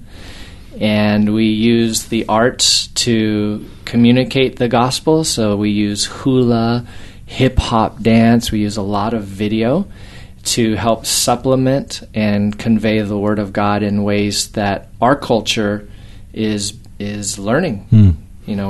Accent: Albuquerque, New Mexico, United States; moved away as an adult; now in Hawaii, United States; I grew up in the States, mm-hmm. in Albuquerque, New Mexico.

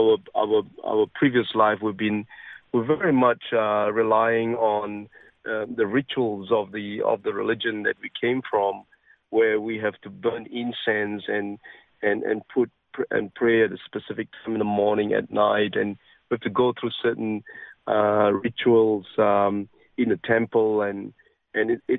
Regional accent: Penang, Malaysia; now in Australia; I was born in an island called Penang, and that's where I grew up

